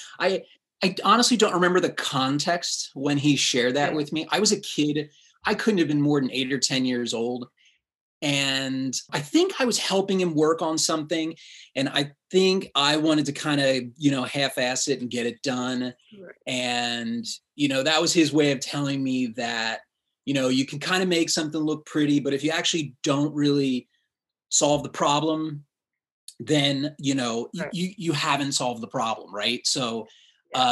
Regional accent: Reading, Pennsylvania, United States; The town that I was born and raised in is Reading, PA

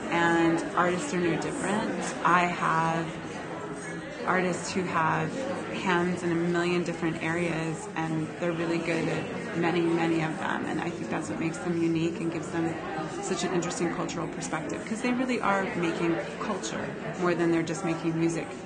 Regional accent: Texas, United States; I grew up in Texas, and we would go to the Houston rodeo and it drew national acts.

